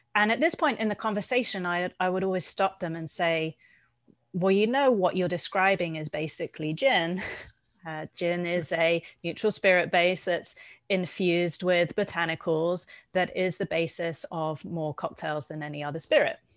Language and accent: English; United Kingdom; being British